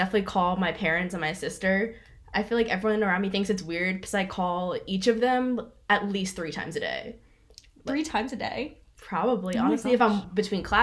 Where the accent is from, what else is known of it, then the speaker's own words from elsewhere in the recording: Maryland, United States; moved away as an adult; I'm from Maryland